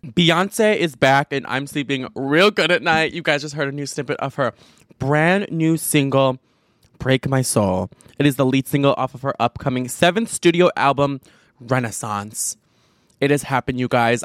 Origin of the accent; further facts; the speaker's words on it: Chicago, Illinois, United States; I'm from the Chicago suburbs